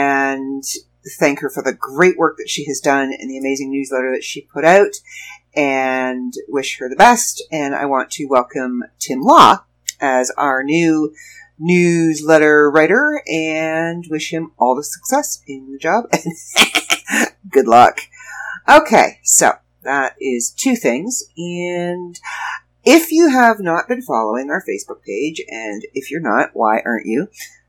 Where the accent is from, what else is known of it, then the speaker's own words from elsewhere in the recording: Toronto, Ontario, Canada; lived in pretty much every borough around Toronto. I lived in Scarborough. I lived in Mississauga. I was born in North York. I lived in Etobicoke. I lived in Pickering with my aunt and uncle.